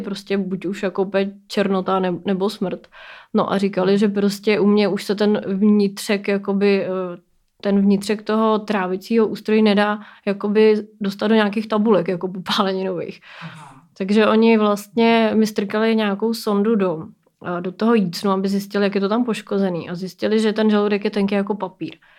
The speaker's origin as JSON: {"language": "Czech", "town": "Plzeň", "region": "Plzeň Region", "country": "Czechia", "said": "mi je 33 let a pocházím z Plzně"}